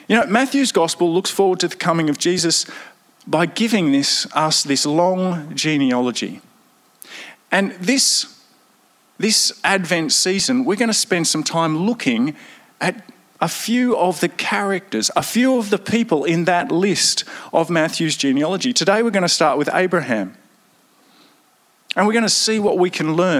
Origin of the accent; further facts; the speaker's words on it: Victoria, Australia; So I'm very Victorian as well, back a number of generations